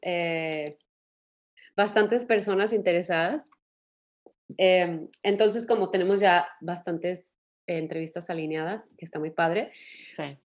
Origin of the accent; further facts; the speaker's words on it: Mexico; así somos eh, los mexicanos